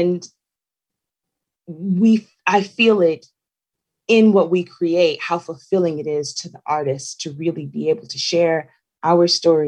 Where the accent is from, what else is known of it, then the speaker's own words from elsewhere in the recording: Houston, Texas, United States; moved away as an adult; Honestly, growing up in Houston, Texas, I didn't know that it wasn't a national holiday until I became an adult and left Texas.